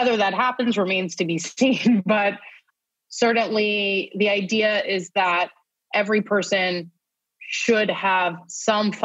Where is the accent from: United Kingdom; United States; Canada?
United States; New York; now in Tel Aviv, Israel; I'm a New Yorker first and foremost